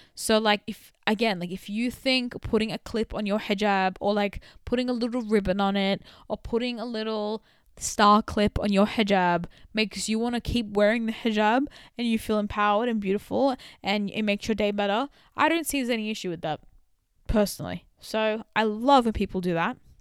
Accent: Sydney, New South Wales, Australia; accent: Australian; my Australian culture, specifically from being from Western Sydney

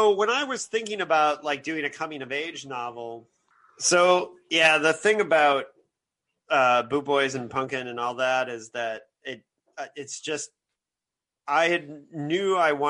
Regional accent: Bloomington, Indiana, United States; we had People's Park in my hometown of Bloomington, Indiana.

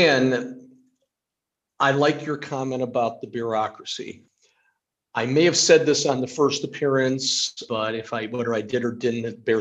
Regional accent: Ohio, United States; I'm a lifelong Ohioan.

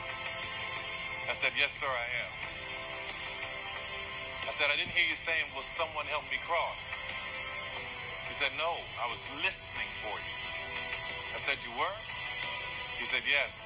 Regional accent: New Orleans, Louisiana, United States; I grew up in New Orleans.

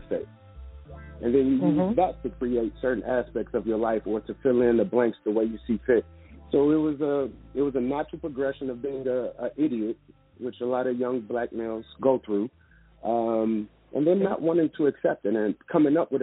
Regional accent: Chicago, Illinois, United States; growing up in Chicago

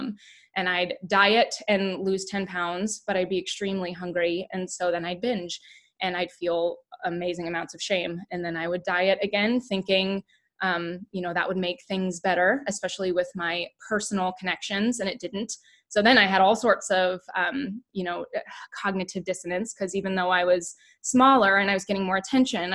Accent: the Bible Belt, United States; we were raised in the Bible Belt

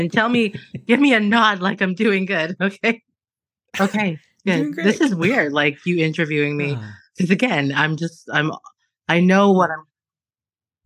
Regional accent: Alberta, Canada; I was born and raised in Alberta

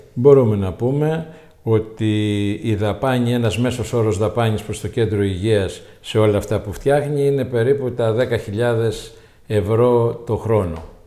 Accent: Tinos, South Aegean, Greece; also born or lived in Steni, Tinos / Falatados, Tinos / Rhodes / Athens; Τινιακός, γέννημα θρέμα.

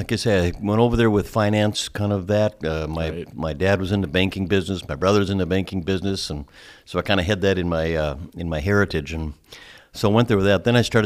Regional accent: Thief River Falls, Minnesota, United States; I'm from Thief River Falls, Minnesota, not far away. Grew up there and went to school at UND for a while, and then Bemidji State, and took a job in Thief River at a small ad agency.

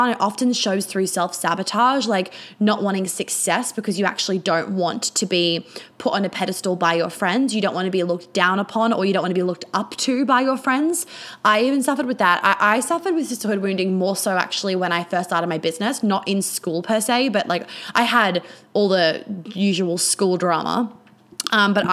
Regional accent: New York, United States; also born or lived in Sydney / Melbourne; basically I grew up in New York, then I moved to Sydney. I've spent exactly the, I spent equal amounts of time in New York, Sydney, and Melbourne.

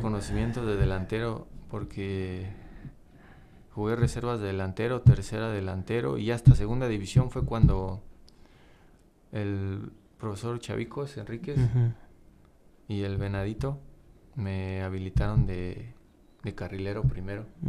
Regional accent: Romita, Guanajuato, Mexico; yo, yo, soy, soy de Romita

